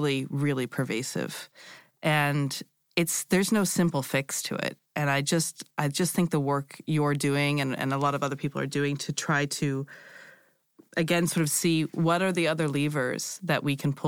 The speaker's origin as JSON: {"language": "English", "country": "United States", "also_born_or_lived": "Europe / Asia", "moved": "as an adult", "said": "I'm American, but I've lived in Europe on and off for a long time and a little bit in Asia."}